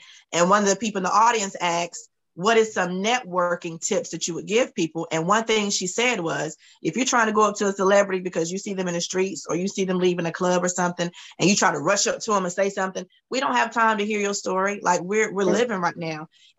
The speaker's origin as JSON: {"language": "English", "town": "Camden", "region": "North Carolina", "country": "United States", "said": "from Camden, North Carolina."}